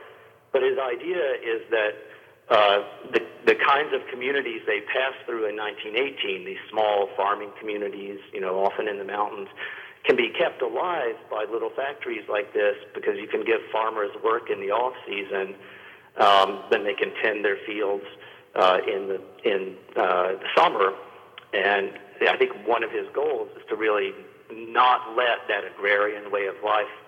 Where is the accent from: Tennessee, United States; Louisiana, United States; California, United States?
Tennessee, United States; Northeast; I grew up in Northeast Tennessee, right there in the foothills of the Smokies.